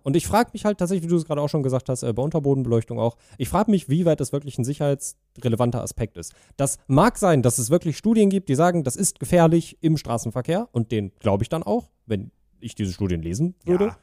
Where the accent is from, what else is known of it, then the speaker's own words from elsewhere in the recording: Germany; ich bin äh, in Deutschland aufgewachsen und bin offensichtlich sehr deutsch